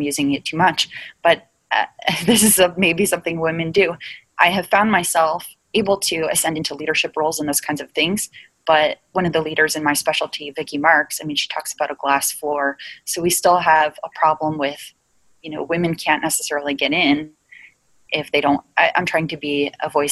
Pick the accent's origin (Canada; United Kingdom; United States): United States; New Jersey; I'm from New Jersey